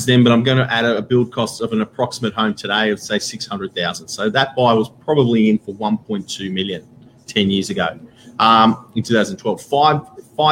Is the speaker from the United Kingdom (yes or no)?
no; Warriewood, New South Wales, Australia; I grew up in Warriewood